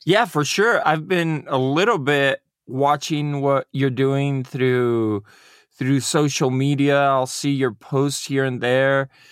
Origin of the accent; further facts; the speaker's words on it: Mexico; Mexico and my father just went in those footsteps, and that's where I was born